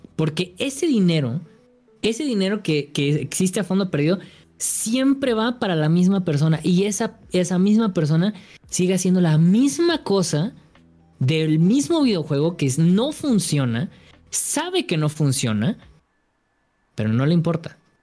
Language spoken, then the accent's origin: Spanish; Guadalajara, Jalisco, Mexico; yo soy de Guadalajara